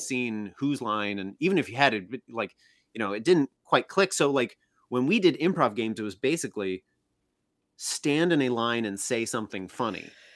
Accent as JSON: {"language": "English", "town": "Oneida", "region": "Illinois", "country": "United States", "also_born_or_lived": "Galesburg, Illinois", "moved": "yes", "said": "I'm from Oneida, Illinois"}